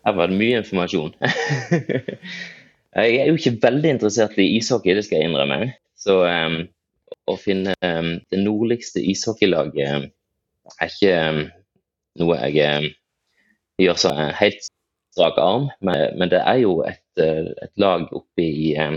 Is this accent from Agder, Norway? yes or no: yes; Farsund, Agder, Norway; now in Bergen, Norway; så regner jeg meg nok egentlig som farsundsgutt opprinnelig